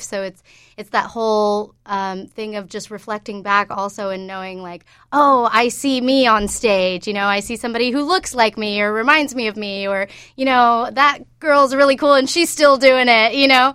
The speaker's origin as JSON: {"language": "English", "region": "Georgia", "country": "United States", "tie": "born or raised there", "also_born_or_lived": "New York", "moved": "as an adult", "said": "I grew up in Georgia mostly, and I went to Georgia State"}